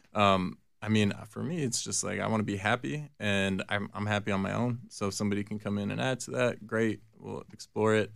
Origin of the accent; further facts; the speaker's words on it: New Jersey, United States; I was born in Jersey